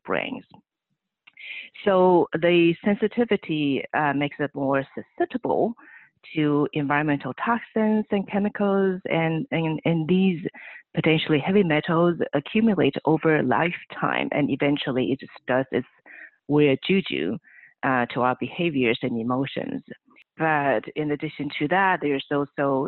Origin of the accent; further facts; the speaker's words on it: Taiwan; moved away as an adult; now in California, United States; I was born and raised on the island country of Taiwan.